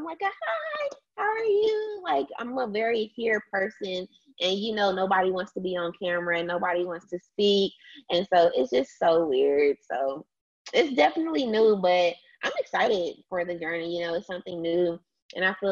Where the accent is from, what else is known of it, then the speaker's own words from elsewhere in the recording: DeSoto, Texas, United States; I'm originally from DeSoto, Texas, Dallas, Texas, small city.